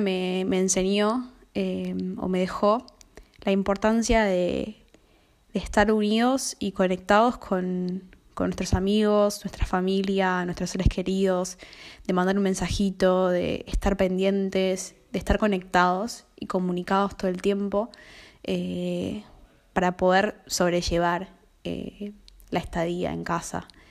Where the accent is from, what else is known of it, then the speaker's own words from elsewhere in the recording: Argentina; soy de Argentina